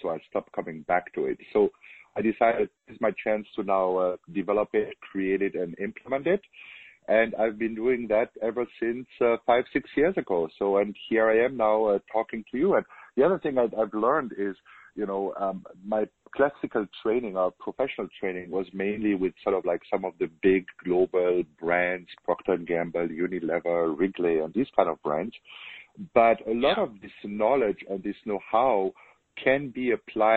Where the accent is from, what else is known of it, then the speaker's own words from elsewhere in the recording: Germany; accent: German; English is a second language; moved away as an adult; now in United States; as you can hear from my accent, I'm German. I was born in Germany, but I moved to the U.S. 16 years ago